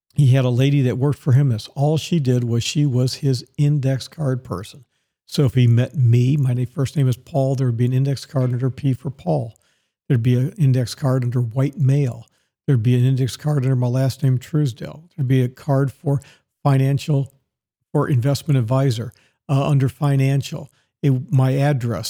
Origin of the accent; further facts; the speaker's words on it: Dallas, Texas, United States; moved away; also born or lived in Tampa, Florida; My hometown is Dallas, Texas